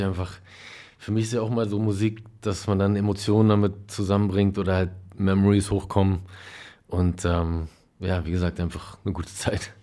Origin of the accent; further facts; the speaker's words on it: Berlin, Germany; also born or lived in Kreuzberg, Berlin; es war wirklich in Berlin-Neukölln am Spielplatz